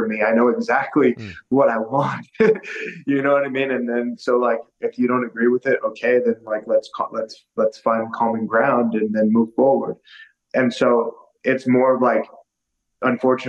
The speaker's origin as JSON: {"language": "English", "town": "Las Vegas", "region": "Nevada", "country": "United States", "said": "I'm from Las Vegas"}